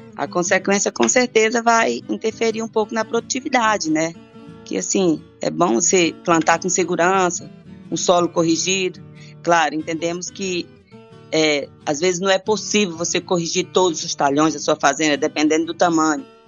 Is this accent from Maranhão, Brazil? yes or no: yes; southern Maranhão, Brazil; now in Rio Verde, Brazil; Eu nasci, sou do Maranhão, do sul do Maranhão